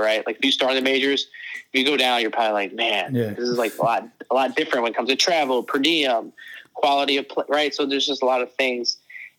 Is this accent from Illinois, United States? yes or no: yes; Chicago, Illinois, United States; I'm from the South Side of Chicago.